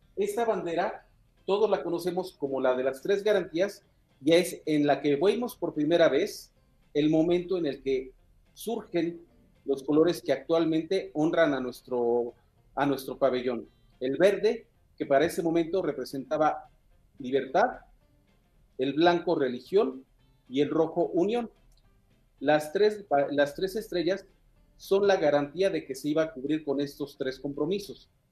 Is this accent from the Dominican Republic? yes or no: no; Mexico; todos los que somos mexicanos